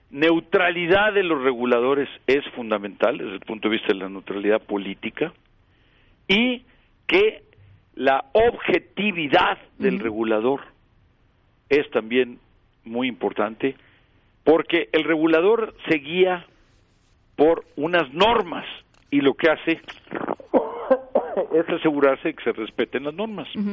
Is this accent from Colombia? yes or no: no; Mexico; moved away; yo en primer lugar soy mexicano